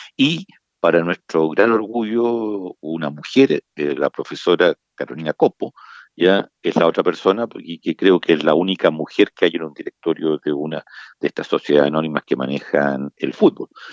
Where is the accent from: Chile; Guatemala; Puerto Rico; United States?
Chile; nosotros como chilenos